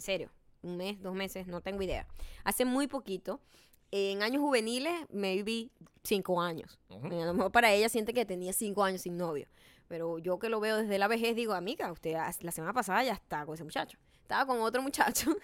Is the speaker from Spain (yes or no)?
no; Venezuela; moved away; De Venezuela